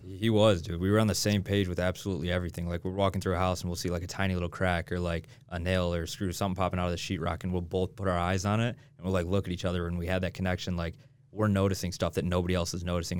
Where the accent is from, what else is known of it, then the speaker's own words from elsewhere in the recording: Michigan, United States; moved away as an adult; now in Utah, United States; I'm from Michigan. I grew up in Michigan